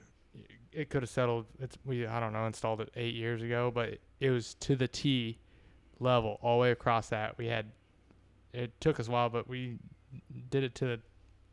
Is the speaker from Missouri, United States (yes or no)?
yes; Missouri, United States; we're from Missouri. You know, there's no elevation here